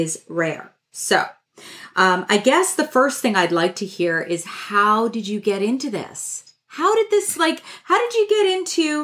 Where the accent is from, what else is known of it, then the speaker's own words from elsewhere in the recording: Canada; I'm Canadian